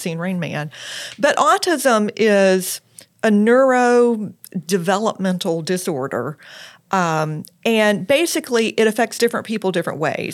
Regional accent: Lexington, South Carolina, United States; moved away as an adult; also born or lived in Charleston, South Carolina / Washington, D.C.; I am from Lexington, South Carolina originally

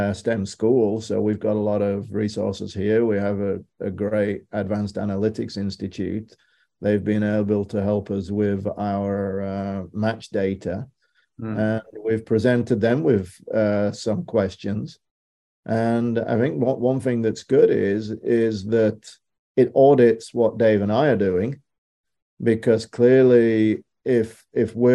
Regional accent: United Kingdom; moved away; Being a Brit, we're a little jaded growing up on that island.

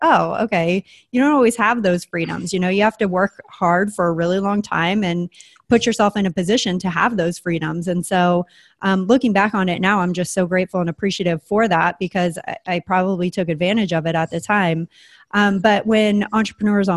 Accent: San Diego, California, United States; also born or lived in Springfield, Oregon / Santa Fe, New Mexico; I always consider San Diego as like where I grew up because it's what I remember most

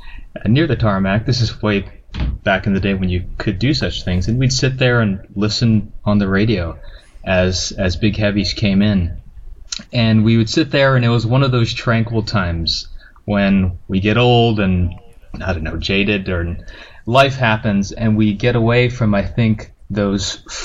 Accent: Hawaii, United States; So raised in Hawaii with a military family.

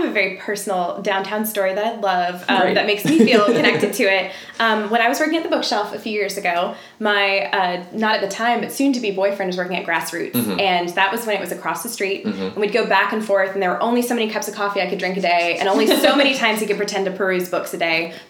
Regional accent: Tallahassee, Florida, United States; Originally, I'm from Tallahassee, but I've traveled a lot and lived in a lot of different places.

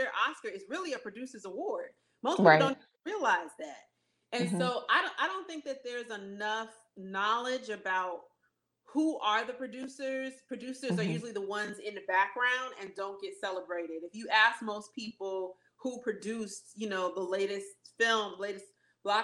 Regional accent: New Jersey, United States; moved away as an adult; now in Los Angeles, United States; I'm from the East Coast. Like, I'm from Jersey.

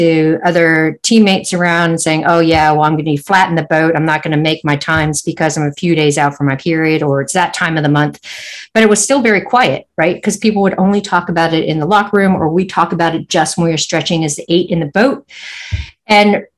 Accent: San Francisco, California, United States; moved away as an adult; now in New Zealand; growing up in San Francisco

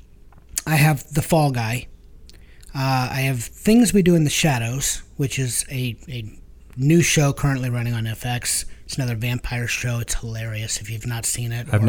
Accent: Northeast Ohio, United States; as a Northeast Ohioan

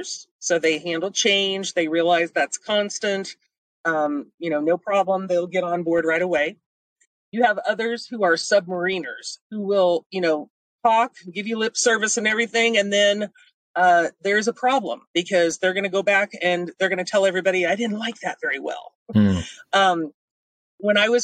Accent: Missouri, United States; I'm from Missouri. We're the show me state.

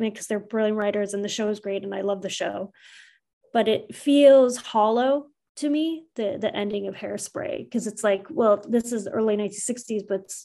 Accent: Canada; I was born and raised in Canada.

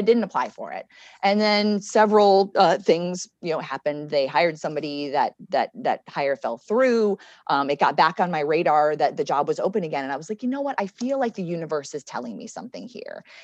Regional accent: Connecticut, United States; moved away as an adult; also born or lived in Richmond, Virginia / Oklahoma; now in Alexandria, United States; I'm from Connecticut originally.

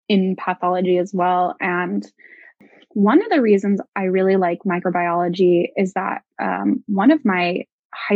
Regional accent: Portland, Oregon, United States; also born or lived in Bay Area, California; I grew up in Oregon, and I'm from Portland

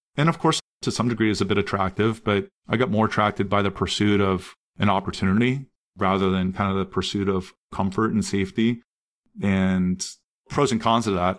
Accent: Columbus, Ohio, United States; also born or lived in Anderson, Indiana; I grew up in Columbus, Ohio

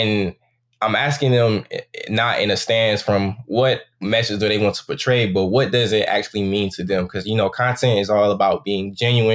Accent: Saginaw, Michigan, United States; I'm from Saginaw, Michigan, and I'm 24 years old.

